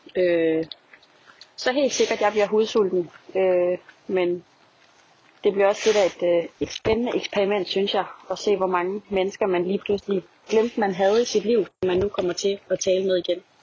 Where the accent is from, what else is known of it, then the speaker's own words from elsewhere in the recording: Denmark; moved away as an adult; now in Paris, France; alle mine venner, i hvert fald der, der er derhjemme i Danmark